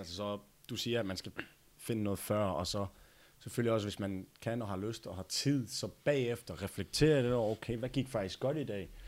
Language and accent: Danish; Denmark; also born or lived in United States; jeg flyttede tilbage fra USA til Danmark